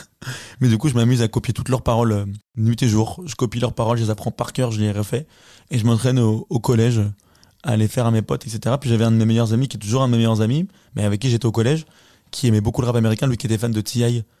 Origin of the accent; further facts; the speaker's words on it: Cholet, Pays de la Loire, France; Je viens de Cholet, la terre promise